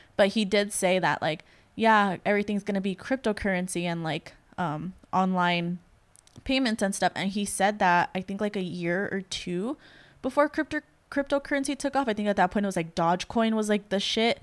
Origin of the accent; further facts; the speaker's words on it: El Salvador; I'm from El Salvador